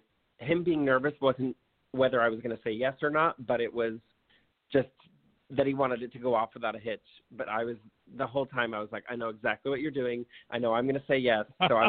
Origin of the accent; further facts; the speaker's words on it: New York, United States; I'm from New York, he's from Oklahoma, our friends are in New York City.